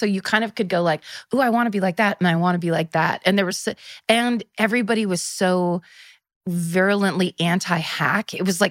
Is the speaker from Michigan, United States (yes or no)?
no; Petaluma, California, United States; I'm from the North Bay, so Petaluma, which is about 30 miles north of San Francisco.